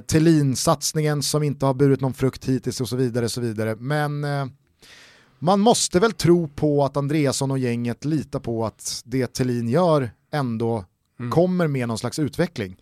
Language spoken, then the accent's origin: Swedish; Stockholm, Stockholm County, Sweden; vi är väl också stockholmare i Stockholm